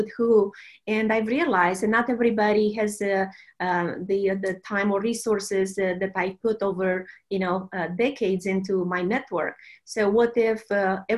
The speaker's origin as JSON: {"language": "English", "country": "Romania", "also_born_or_lived": "Silicon Valley", "moved": "as an adult", "lives_now": "United States", "said": "I'm a Romanian. And I came to the U.S. With just a suitcase and a scholarship to do a law degree"}